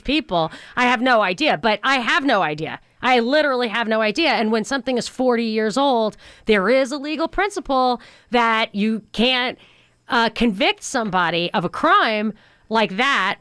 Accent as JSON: {"language": "English", "region": "New York", "country": "United States", "tie": "born or raised there", "said": "I grew up in New York"}